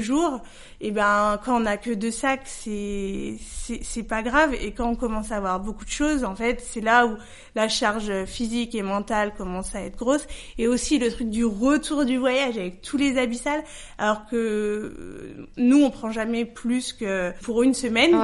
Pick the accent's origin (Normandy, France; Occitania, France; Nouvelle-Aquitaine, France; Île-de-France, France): Île-de-France, France; Paris; je suis parisienne et je suis née à Paris